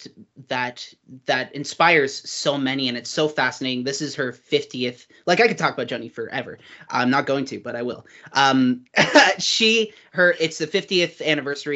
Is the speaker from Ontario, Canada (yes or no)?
yes; Uxbridge, Ontario, Canada; I grew up in Uxbridge, Ontario, Canada, which is a very small town